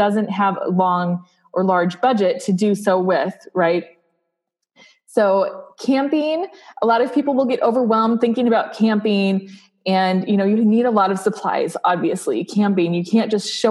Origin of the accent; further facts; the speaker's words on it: South Dakota, United States; I grew up in South Dakota.